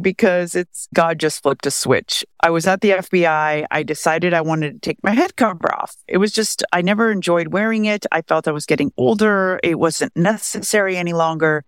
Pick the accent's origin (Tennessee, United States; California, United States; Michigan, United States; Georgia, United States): California, United States; Beverly Hills; I grew up in Beverly Hills, California